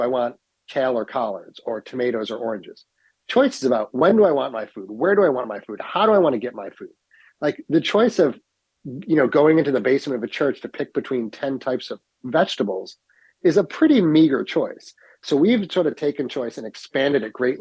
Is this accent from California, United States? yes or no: no; Utica, New York, United States; also born or lived in Ithaca; I'm born and raised in Utica